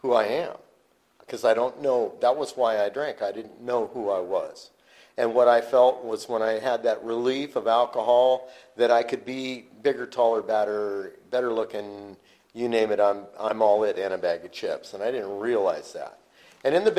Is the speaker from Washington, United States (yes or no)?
yes; Yakima, Washington, United States; my hometown, Yakima, Washington